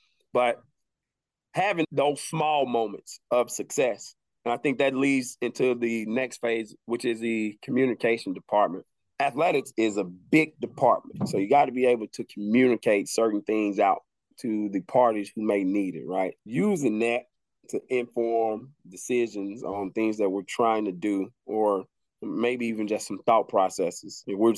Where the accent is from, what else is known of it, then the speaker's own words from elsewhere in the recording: the South, United States; Being born and raised in the South, it teaches you different values, right?